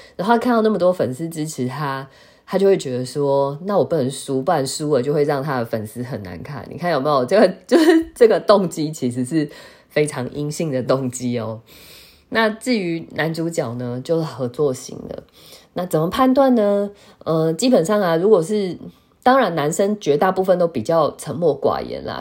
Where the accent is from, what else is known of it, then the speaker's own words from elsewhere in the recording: Taiwan; 我们台湾人好像都叫航太，不是叫航天